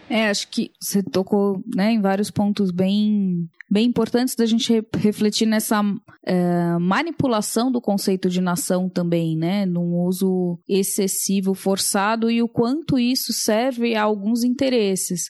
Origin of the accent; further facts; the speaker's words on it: Brazil; nasci no Brasil